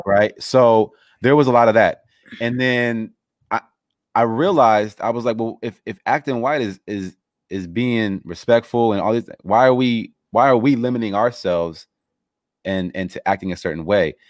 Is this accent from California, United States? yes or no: yes; Los Angeles, California, United States; I grew up in Los Angeles